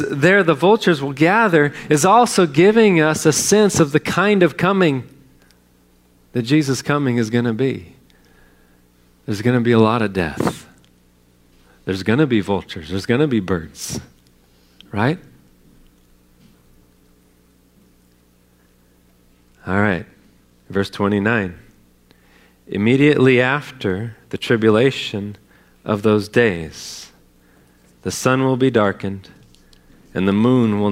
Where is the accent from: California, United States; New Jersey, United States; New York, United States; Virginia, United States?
California, United States; now in Texas, United States; I grew up in California.